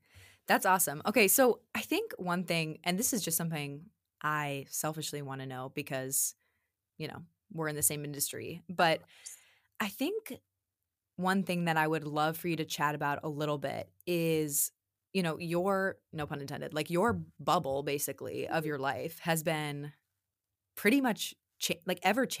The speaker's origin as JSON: {"language": "English", "region": "the South", "country": "United States", "accent": "Southern", "said": "So now my Southern accent, my Southern roots are going to come out."}